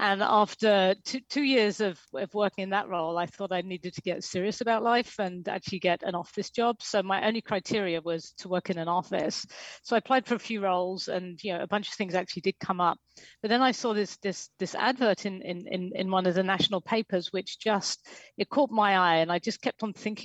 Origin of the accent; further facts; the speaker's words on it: England, United Kingdom; moved away as an adult; also born or lived in New York; I'm English